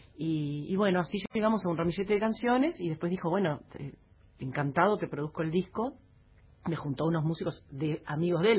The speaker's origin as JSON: {"language": "Spanish", "region": "Paysandú", "country": "Uruguay", "tie": "born or raised there", "also_born_or_lived": "Montevideo", "moved": "as an adult", "said": "lo amo a paisandú y yo soy de Paysandú."}